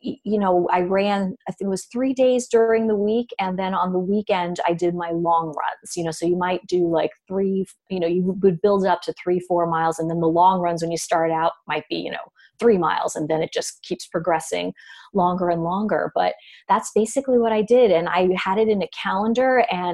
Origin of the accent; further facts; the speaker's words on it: New York City, New York, United States; I'm from Brooklyn